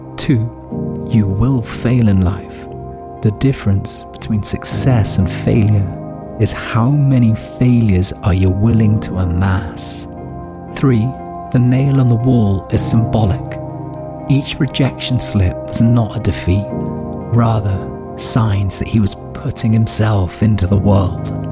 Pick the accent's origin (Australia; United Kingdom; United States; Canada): United Kingdom; Scotland; now in Berlin, Germany; It's a habit formed from growing up in Scotland